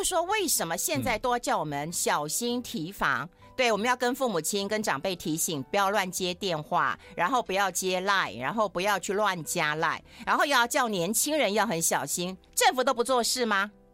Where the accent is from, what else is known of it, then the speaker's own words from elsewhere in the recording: Taiwan; 我都怀疑是我们台湾人写的。